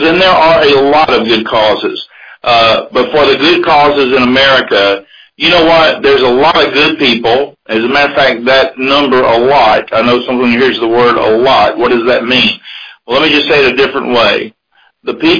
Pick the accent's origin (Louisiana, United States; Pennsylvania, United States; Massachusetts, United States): Louisiana, United States; Cajun; also born or lived in Bullitt County, Kentucky; now in Kentucky, United States; I'm a Cajun-born Kentucky boy now, 34 years.